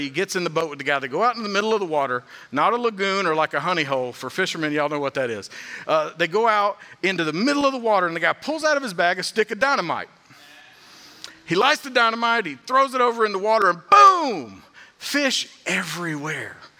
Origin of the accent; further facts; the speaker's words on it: Georgia, United States; being from Georgia, growing up in the South